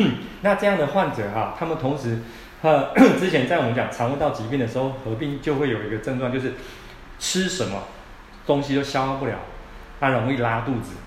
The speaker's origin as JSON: {"language": "Chinese", "country": "Taiwan", "said": "我们台湾人哦，其实吃东西的内容很杂"}